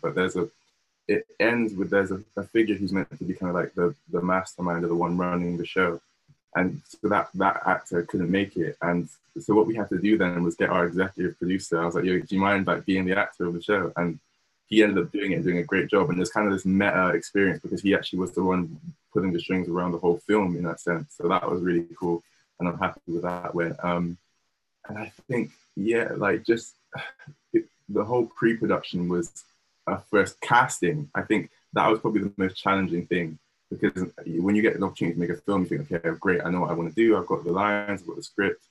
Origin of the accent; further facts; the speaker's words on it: Bristol, South West England, United Kingdom; myself, who was born and raised in Bristol.